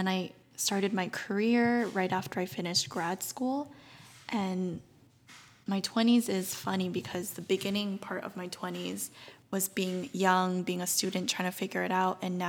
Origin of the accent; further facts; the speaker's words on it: Orange County, Southern California, United States; also born or lived in South Korea; I am a Southern California girly. I grew up here. I grew up in Orange County. I actually moved around a lot growing up